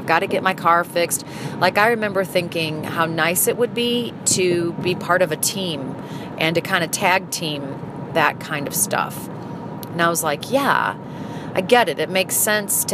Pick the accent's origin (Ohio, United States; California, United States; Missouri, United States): Missouri, United States; St. Louis; moved away as an adult; also born or lived in Philadelphia; when I moved from Philadelphia back to St. Louis, I moved back to my hometown